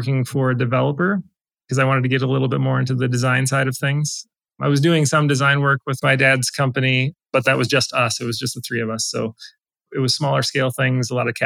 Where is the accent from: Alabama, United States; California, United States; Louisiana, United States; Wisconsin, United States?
Wisconsin, United States; South Central; I grew up in South Central Wisconsin, live there now